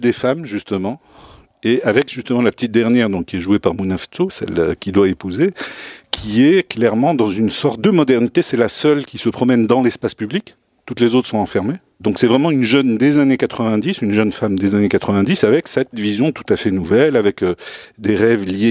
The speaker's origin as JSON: {"language": "French", "region": "Souss-Massa", "country": "Morocco", "tie": "born or raised there", "said": "Je suis originaire du Sousse"}